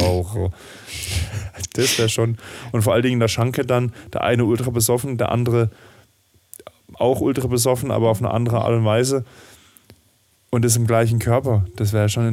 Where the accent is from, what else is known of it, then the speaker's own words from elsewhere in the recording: Southern Germany, Germany; ich bin ja auch im Süden dieser Republik aufgewachsen